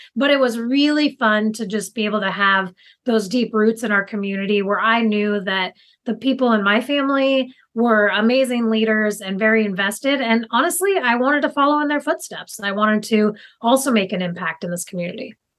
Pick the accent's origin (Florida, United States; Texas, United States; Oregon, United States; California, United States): Oregon, United States; Tillamook; I live currently in Tillamook, Oregon, which is on the coast, and my family's actually lived in Tillamook for over 100 years. So super invested in this community and was one of the kids growing up in high school